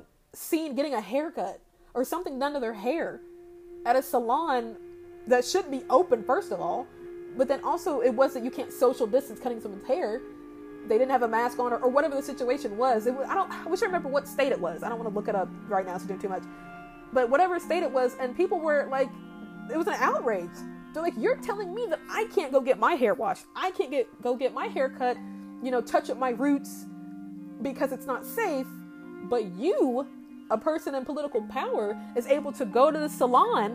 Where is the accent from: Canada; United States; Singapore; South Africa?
United States; Indiana; I'm a Hoosier, I'm from Indiana, I've been here for over 20 years of my life